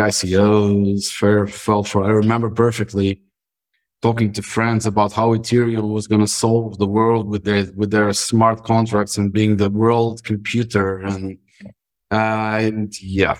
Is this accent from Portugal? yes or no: yes; Madeira, Portugal; I'm a Madeiran, born and raised